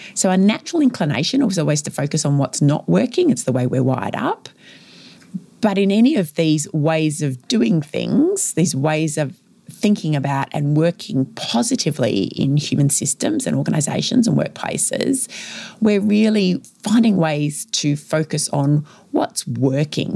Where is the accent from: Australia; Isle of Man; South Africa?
Australia; Victoria; my home state of Victoria here in Australia